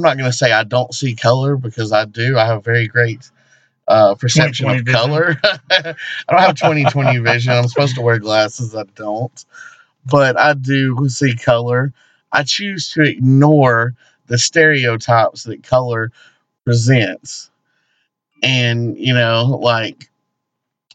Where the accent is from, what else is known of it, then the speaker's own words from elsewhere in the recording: the South, United States; We are inside the Bible Belt